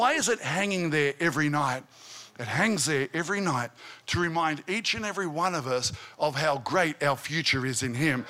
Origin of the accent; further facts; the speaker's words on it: Albury, New South Wales, Australia; I grew up in Albury. Albury's a country town